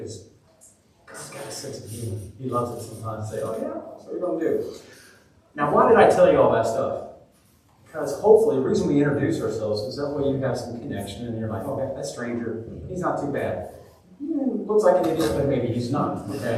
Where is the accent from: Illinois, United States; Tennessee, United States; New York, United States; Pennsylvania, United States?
Tennessee, United States; Seymour; I'm from Seymour, Tennessee. I live on Bluff Mountain, Rough Grass Road way.